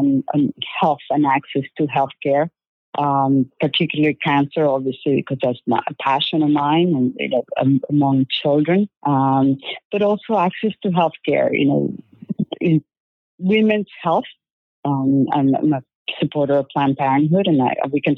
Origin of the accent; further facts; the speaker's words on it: Venezuela; English is a second language; moved away as an adult; also born or lived in Greensboro, North Carolina / Philadelphia; now in San Diego, United States; I'm originally from Venezuela